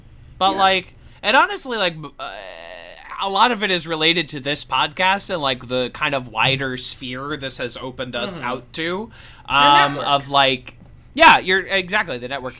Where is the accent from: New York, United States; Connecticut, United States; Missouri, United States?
Missouri, United States; now in Brooklyn, United States; I'm the new Midwestern man. We live in Brooklyn, but we are from Missouri.